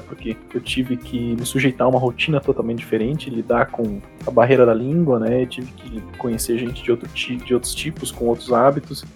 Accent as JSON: {"language": "Portuguese", "town": "Cascavel", "region": "Paraná", "country": "Brazil", "tie": "born or raised there", "also_born_or_lived": "Sheffield, England", "moved": "as an adult", "said": "minha cidade natal, que é Cascavel"}